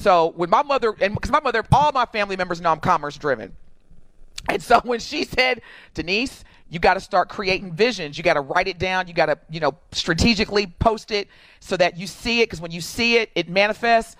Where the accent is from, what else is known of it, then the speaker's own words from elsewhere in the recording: Evansville, Indiana, United States; moved away as an adult; now in Milwaukee, United States; I am born and raised in Evansville, Indiana. I'm from Evansville, Indiana, born and raised, lived there the vast majority of my life. And actually, I moved from Evansville to Milwaukee in 2003.